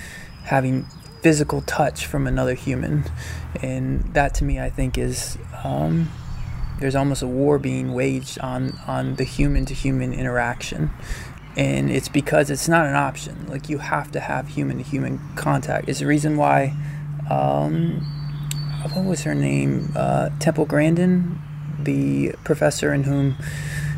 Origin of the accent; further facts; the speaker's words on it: Hendersonville, North Carolina, United States; I grew up in Hendersonville, North Carolina